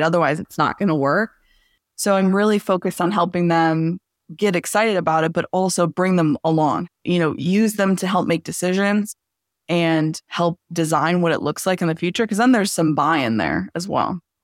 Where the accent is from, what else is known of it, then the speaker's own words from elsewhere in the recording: Southeast Michigan, United States; also born or lived in Los Angeles / Dearborn / Sterling Heights / Bloomfield; originally, I'm from Los Angeles, but I was mostly raised, uh, in Southeast Michigan.